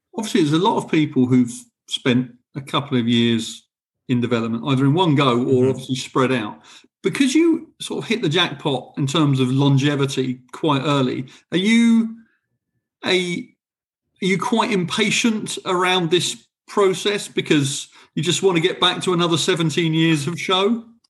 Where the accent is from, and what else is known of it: England, United Kingdom